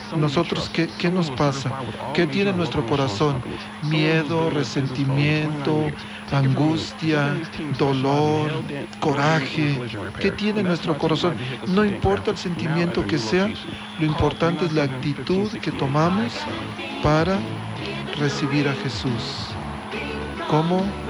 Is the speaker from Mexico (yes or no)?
yes; Mexico; moved away; yo allá en mi pueblo antes, en Zacapisla